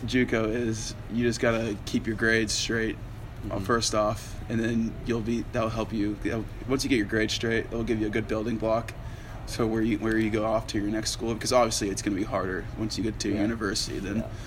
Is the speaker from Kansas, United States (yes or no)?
yes; Olathe, Kansas, United States; he went to Olathe North and he's from my hometown